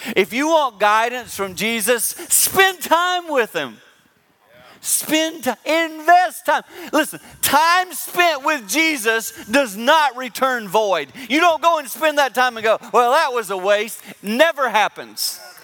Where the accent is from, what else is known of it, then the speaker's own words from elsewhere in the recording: Six Mile, South Carolina, United States; now in Michigan, United States; I live in Michigan, but I grew up in South Carolina, a little town called Six Mile.